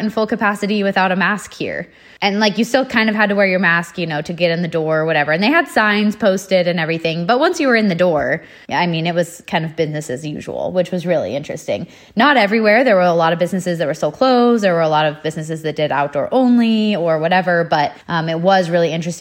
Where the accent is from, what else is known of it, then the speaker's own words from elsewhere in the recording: California, United States; saying I'm from California